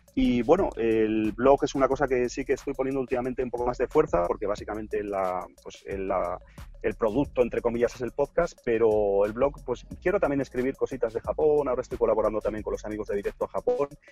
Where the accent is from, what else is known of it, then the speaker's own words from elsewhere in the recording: Barcelona, Catalonia, Spain; yo soy de aquí de Barcelona